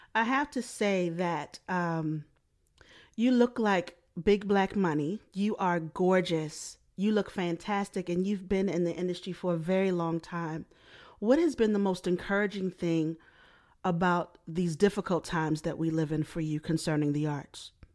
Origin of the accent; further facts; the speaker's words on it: Baltimore, Maryland, United States; I'm from Baltimore as well